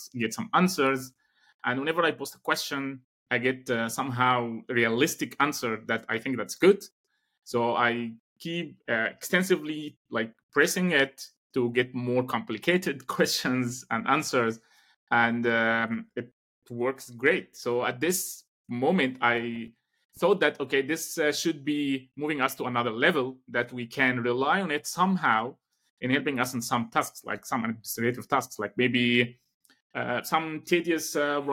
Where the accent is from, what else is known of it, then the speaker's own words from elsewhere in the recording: Egypt; moved away as an adult; Alexandria University back in my home country in Egypt